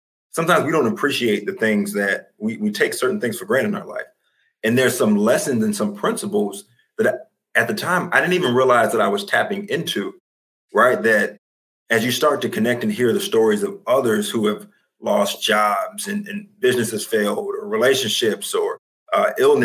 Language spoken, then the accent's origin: English; United States; I'm traded back, you know, to Washington, my hometown where I grew up